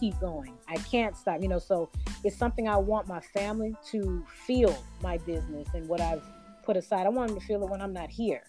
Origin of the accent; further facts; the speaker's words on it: Sacramento, California, United States; now in Albany, United States; i grew up in sacramento california so I'm now in Albany, Georgia